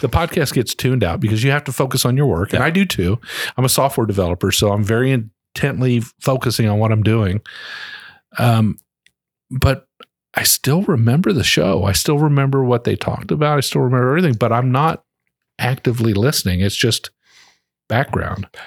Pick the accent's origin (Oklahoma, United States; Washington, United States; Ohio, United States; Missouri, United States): Ohio, United States; now in Frankfort, United States; I'm originally from Ohio